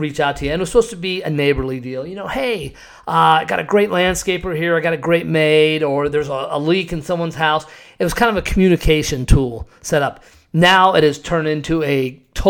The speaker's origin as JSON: {"language": "English", "town": "Scottsdale", "region": "Arizona", "country": "United States", "tie": "born or raised there", "also_born_or_lived": "Cave Creek, Arizona", "said": "Growing up in Scottsdale"}